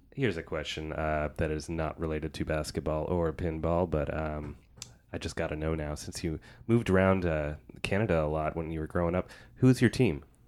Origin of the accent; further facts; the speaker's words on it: Tri-Cities, Washington, United States; I'm from the Tri-Cities